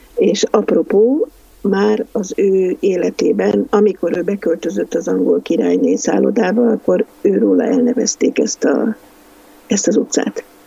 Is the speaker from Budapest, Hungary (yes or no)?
yes; Budapest, Hungary; Valaha én Butha ilány voltam, most már Pesti vagyok